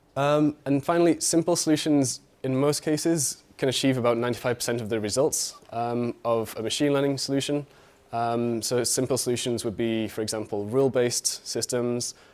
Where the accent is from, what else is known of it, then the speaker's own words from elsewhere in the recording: United Kingdom; moved away as an adult; now in Berlin, Germany; I'm from the U K, as you can tell from my accent